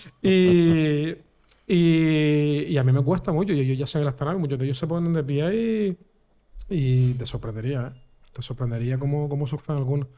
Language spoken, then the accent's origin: Spanish; Vega de San Mateo, Canary Islands, Spain; also born or lived in Guanarteme, Las Palmas de Gran Canaria; Mi, infancia lo mejor que me ha pasado es ser de pueblo y de loco. Y cuando me vine a Guanarteme, directamente de San Mateo